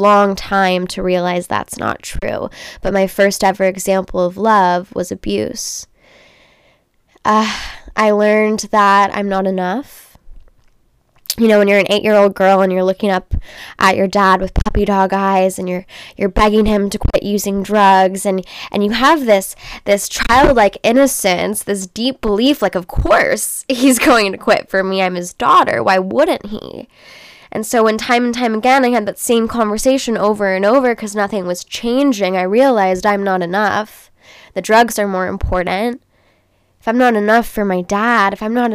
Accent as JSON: {"language": "English", "town": "Los Angeles", "region": "California", "country": "United States", "tie": "born or raised there", "also_born_or_lived": "Orange County, California", "said": "I grew up in Los Angeles, California."}